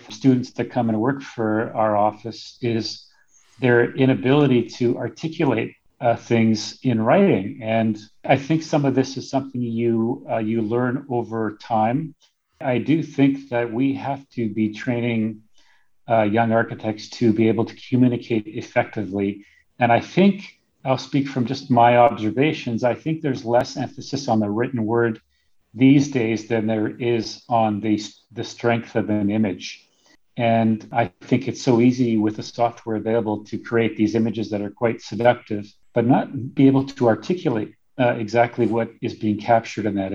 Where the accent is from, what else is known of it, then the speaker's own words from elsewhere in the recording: Winnipeg, Manitoba, Canada; now in Whitehorse, Canada; I grew up in Winnipeg